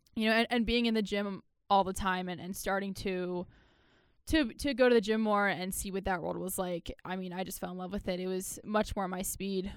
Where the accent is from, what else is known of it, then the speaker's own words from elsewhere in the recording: Baltimore, Maryland, United States; I'm from Maryland, Baltimore, Maryland